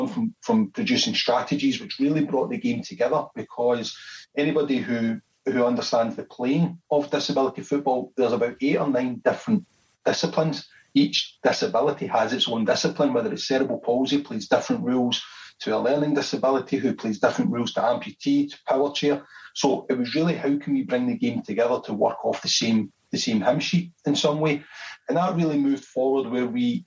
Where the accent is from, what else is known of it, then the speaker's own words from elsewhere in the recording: Scotland, United Kingdom; I'm from Scotland